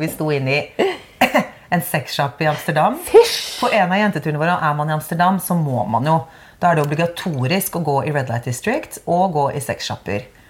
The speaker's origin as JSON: {"language": "Norwegian", "region": "Oslo", "country": "Norway", "tie": "born or raised there", "also_born_or_lived": "Bærum", "said": "den kirken jeg liksom vokste opp i, som heter Majorstuen kirke"}